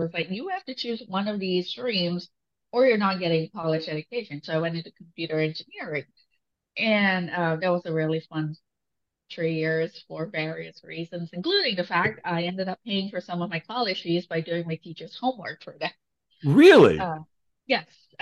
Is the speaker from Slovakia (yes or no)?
no; Malaysia; English is a second language; I grew up in Malaysia